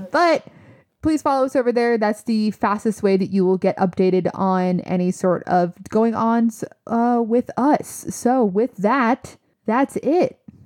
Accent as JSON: {"language": "English", "region": "New Jersey", "country": "United States", "said": "we're from Jersey."}